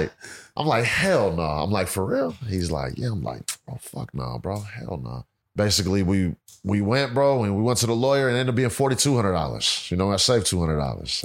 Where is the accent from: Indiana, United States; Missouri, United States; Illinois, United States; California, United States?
California, United States; Pittsburg; I'm born and raised in Pittsburgh, California. It's about, uh, twenty miles east of Oakland